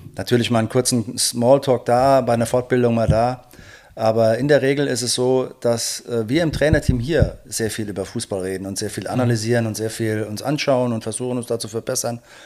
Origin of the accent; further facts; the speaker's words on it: Rhineland-Palatinate, Germany; bei uns in der Pfalz